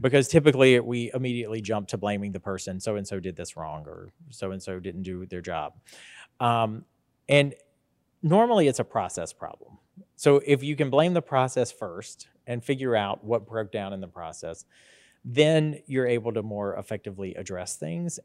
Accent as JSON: {"language": "English", "town": "Statesboro", "region": "Georgia", "country": "United States", "tie": "born or raised there", "also_born_or_lived": "Sylvania, Georgia / Macon, Georgia / Washington, D.C.", "moved": "as an adult", "said": "I was born, uh, right here in Statesboro, Georgia, um, and graduated, uh, from Scriven County High School in Sylvania"}